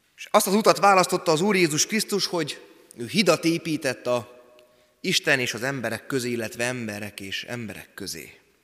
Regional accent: Szabolcs-Szatmár-Bereg, Hungary; accent: Szabolcs; moved away; szabolcsi szatmári gyerek vagyok

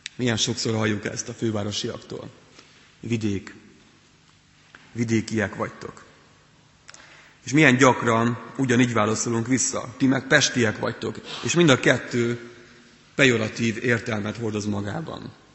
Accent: Transcarpathia, Zakarpattia Oblast, Ukraine; moved away as an adult; also born or lived in Pécs, Hungary; now in Hungary; Kárpát alján születtem, ami Ukrajnában

